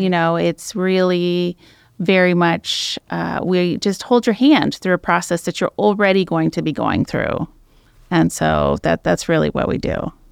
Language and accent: English; San Francisco East Bay, Alameda County, California, United States; also born or lived in Medford, Oregon; now in Oregon coast, United States; I grew up in the California, the San Francisco East Bay, so Alameda County area